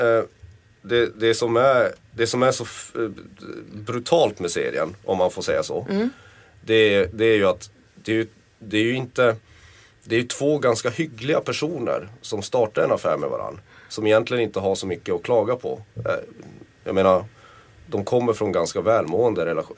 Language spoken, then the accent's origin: Swedish; Kiruna, Norrbotten County, Sweden; Jag är född och uppvuxen i Kiruna